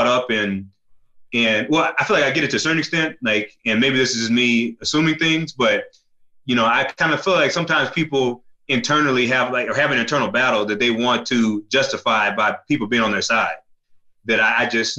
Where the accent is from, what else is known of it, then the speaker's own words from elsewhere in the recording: the South, United States; I'm from the South